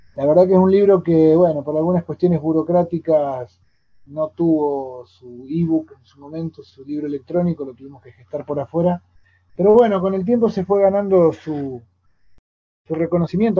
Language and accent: Spanish; Tandil, Buenos Aires Province, Argentina; now in Córdoba Province, Argentina; yo me crié en Tandil, soy nacido y criado en Tandil